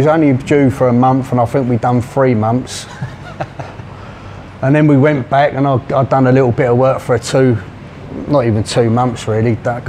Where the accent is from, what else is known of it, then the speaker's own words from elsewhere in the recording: London, United Kingdom; moved away as an adult; now in Pattaya, Thailand; I'm from Charlton, South London.